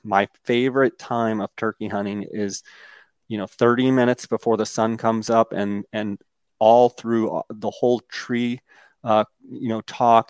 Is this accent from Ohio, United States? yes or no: no; Arizona, United States; my home state of Arizona